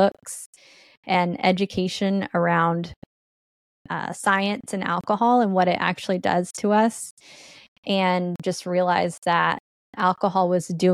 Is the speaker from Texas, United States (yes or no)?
yes; Allen, Texas, United States; I grew up in Allen, Texas. I was raised by my grandma